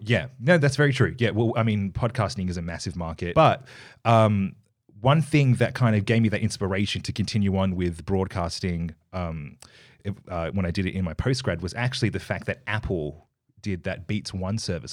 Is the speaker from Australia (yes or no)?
yes; Perth, Western Australia, Australia; I was born here, in Perth. I was born in Subi